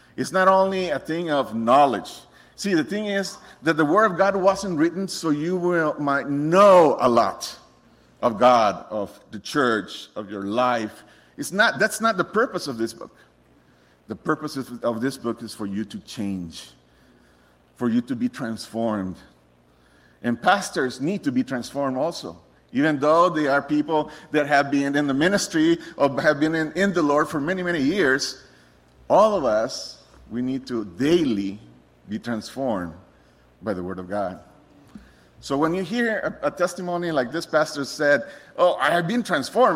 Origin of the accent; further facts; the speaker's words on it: Costa Rica; moved away as an adult; I'm originally from Costa Rica. Um, I was born in a Christian home